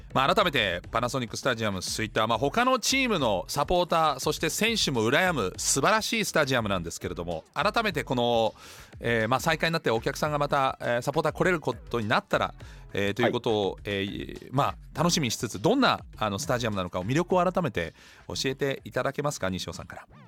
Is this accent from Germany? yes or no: yes; Germany; now in Japan; 私のふるさとドイツ